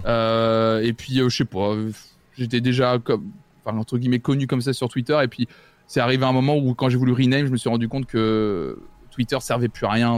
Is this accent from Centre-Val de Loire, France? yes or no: yes; Tours, Centre-Val de Loire, France; je suis né, j'ai grandi à Tours, dans ma, dans, ma, campagne